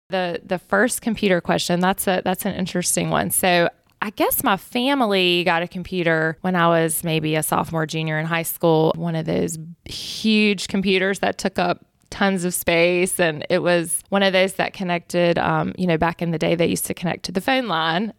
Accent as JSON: {"language": "English", "town": "Macon", "region": "Georgia", "country": "United States", "tie": "born or raised there", "said": "we're both from Macon and went to a small high school and started dating back then"}